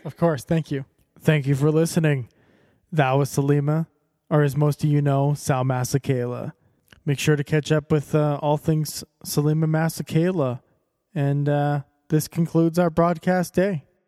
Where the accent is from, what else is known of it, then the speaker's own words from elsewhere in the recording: Calgary, Alberta, Canada; I'm I'm from Alberta, from, well from Calgary